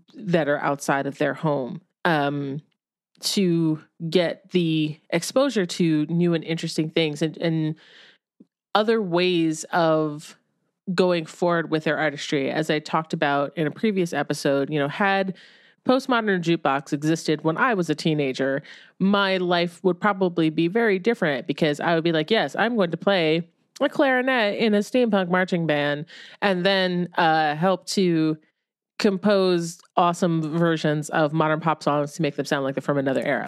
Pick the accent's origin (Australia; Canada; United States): United States; Ohio; moved away; also born or lived in New York City; when I was growing up in Ohio, I didn't necessarily feel like totally culturally bereft